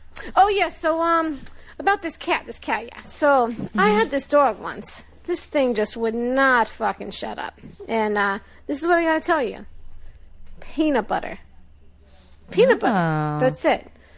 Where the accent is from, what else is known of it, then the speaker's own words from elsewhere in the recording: Long Island, New York, United States; So yeah, I'm from Long Island, New York. I own a bus depot up here